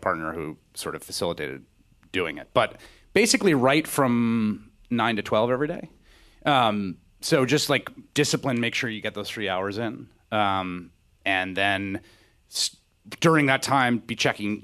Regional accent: New York City, New York, United States; growing up in New York City

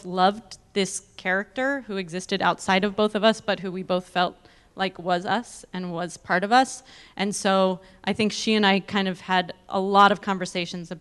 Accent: East Bay, California, United States; moved away; I grew up in the East Bay, and so it was like returning home to make my first movie

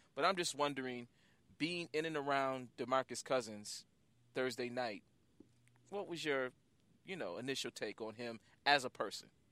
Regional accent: Western New York, United States; I'm from Western New York

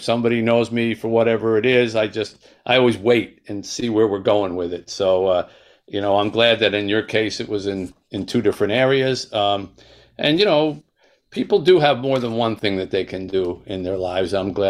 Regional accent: New Jersey, United States; we went back to the neighborhood where we grew up in South Jersey

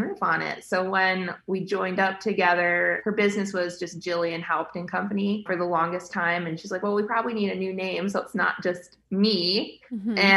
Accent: Chicago suburbs, Illinois, United States; now in Iowa, United States; I grew up in the Chicago suburbs

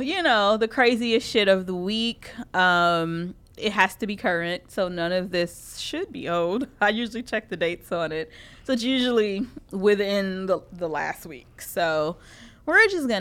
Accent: Chicago, Illinois, United States; we're from Chicago

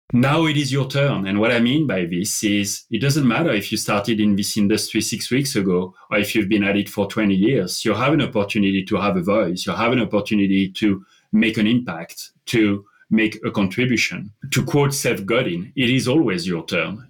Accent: France; English is a second language; moved away as an adult; also born or lived in London; I, I grew up in France and I spent the first 21 years of my life in France

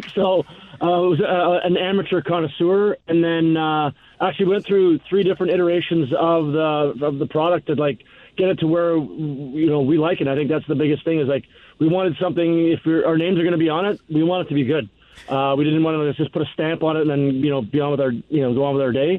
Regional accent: Canada; moved away; our days growing up in Canada

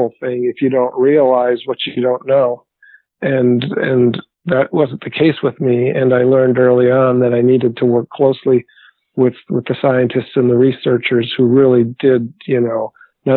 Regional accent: Green Bay, Wisconsin, United States; also born or lived in Salt Lake City / Milwaukee; I'm a native of Wisconsin. I grew up in Green Bay in the northern part of the state

